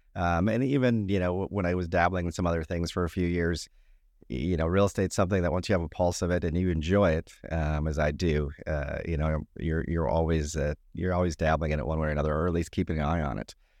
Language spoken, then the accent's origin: English; Minnesota, United States; moved away; born and raised in Minnesota